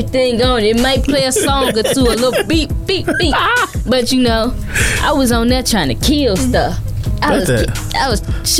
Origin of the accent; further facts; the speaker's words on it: Chicago, Illinois, United States; also born or lived in Indianapolis / St. Louis / Atlanta; West Side of Chicago.